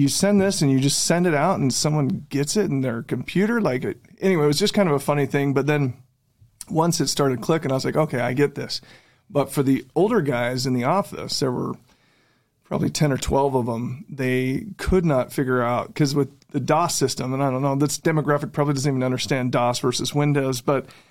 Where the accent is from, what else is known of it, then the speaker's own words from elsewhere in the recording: West Valley City, Utah, United States; also born or lived in Bountiful, Utah; I actually grew up in West Valley until I was 10 years old